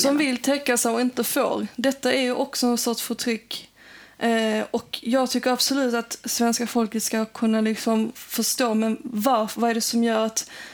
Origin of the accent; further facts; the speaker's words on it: Sweden; Jag växte upp här och det är ingen skillnad mellan mig och en svensk.